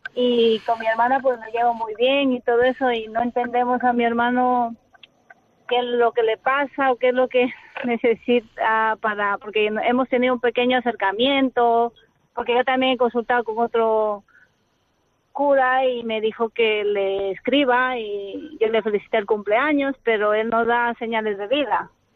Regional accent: Ecuador; now in Madrid, Spain; soy de Ecuador

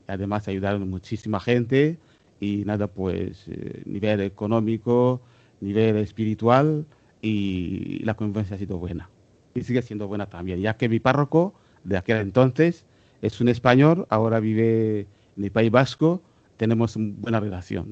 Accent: Rwanda; moved away; apareció en nuestra tierra. Estoy muy orgulloso de que ella ha visitado también mi tierra

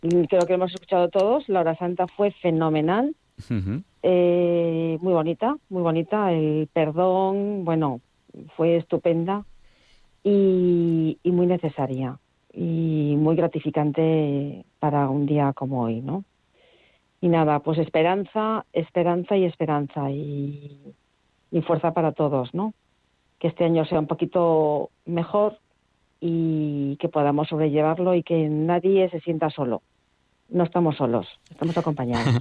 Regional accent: Vigo, Galicia, Spain; yo también soy de Vigo

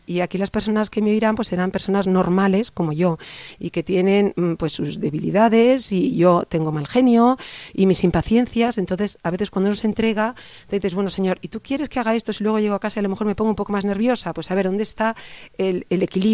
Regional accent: Barcelona, Catalonia, Spain; moved away as an adult; now in Pozoblanco, Spain; Soy mm. catalana, soy de Barcelona

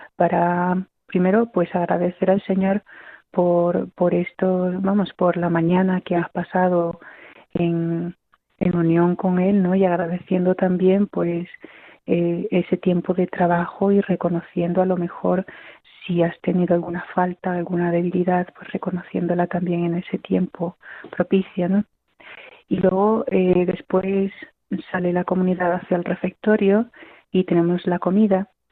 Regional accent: Peru; moved away as an adult; also born or lived in Bolivia; now in Consuegra, Spain; Yo soy de Perú, tengo 42 años y llevo aquí en el Carmelo de Consuegra 16

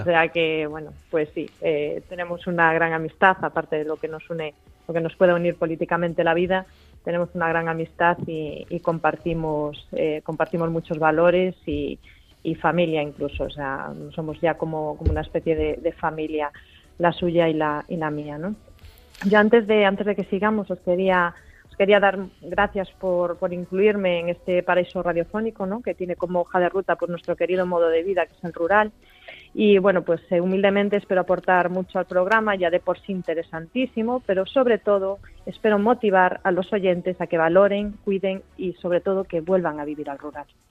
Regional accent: Galicia, Spain; moved away; estar orgullosa de mi tierra. He vivido en otros, en otras ciudades de España y, bueno, volver a Galicia siempre, siempre es genial

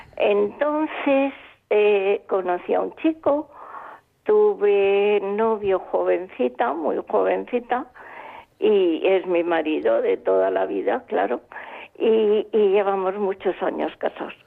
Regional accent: Palma, Balearic Islands, Spain; yo nací en Palma de Mallorca, ya lo sabéis con una familia mm, creyente. Entonces mi vida fue normal yendo al colegio de niña

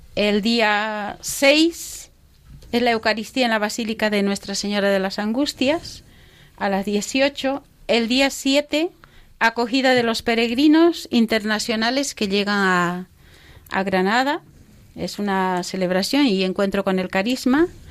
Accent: Bolivia; moved away; he estado en Bolivia, en mi país, en la selva

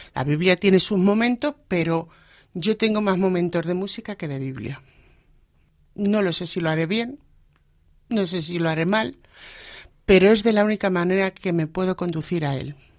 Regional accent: Alcázar de San Juan, Castilla-La Mancha, Spain; moved away as an adult; now in Móstoles, Spain; yo nací en Alcázar de San Juan. Allí he vivido toda mi vida hasta que me casé

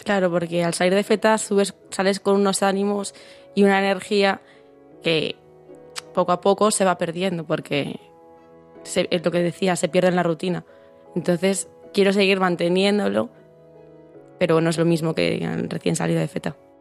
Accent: Santiago de Compostela, Galicia, Spain; soy de Santiago

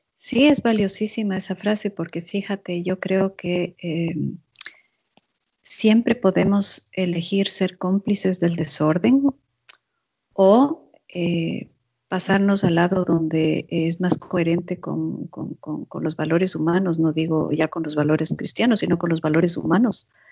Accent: Ecuador; also born or lived in Zurich, Switzerland; now in Switzerland; en mi país, en Ecuador

